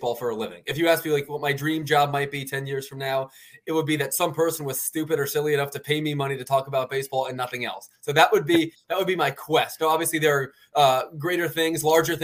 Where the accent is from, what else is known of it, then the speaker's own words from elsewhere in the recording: Philadelphia, Pennsylvania, United States; also born or lived in Baltimore, Maryland; my family moved there early enough in life